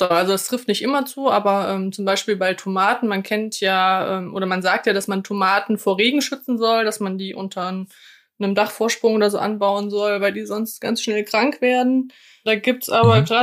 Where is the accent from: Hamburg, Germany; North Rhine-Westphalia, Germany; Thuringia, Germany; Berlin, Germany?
Thuringia, Germany; Erfurt; ich komme ja aus Erfurt und Erfurt ist eine alte Gartenbaustadt